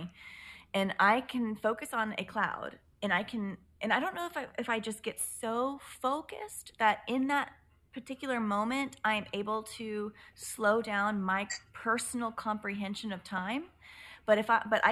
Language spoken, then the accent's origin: English; Dallas, Texas, United States; when I left where I was from, I'm from Dallas